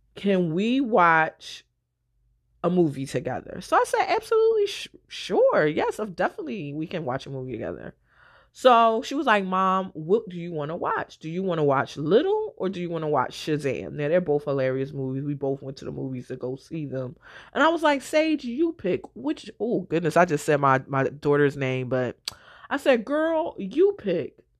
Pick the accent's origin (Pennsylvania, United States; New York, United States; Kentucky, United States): Pennsylvania, United States; Philadelphia; I'm from West Philly